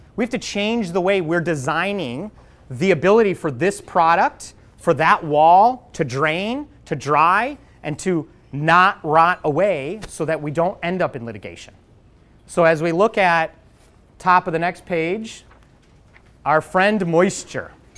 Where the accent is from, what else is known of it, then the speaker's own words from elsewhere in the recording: Chicago, Illinois, United States; now in Seattle, United States; I grew up in Chicago